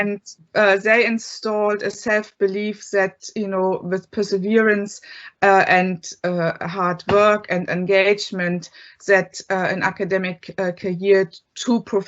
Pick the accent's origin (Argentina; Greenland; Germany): Germany; East Germany; moved away as an adult; now in Ireland; I grew up in East Germany